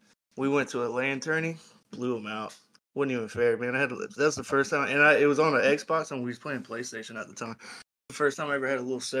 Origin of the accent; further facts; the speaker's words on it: Clemson, South Carolina, United States; they go by … on the online world. I am from Clemson, South Carolina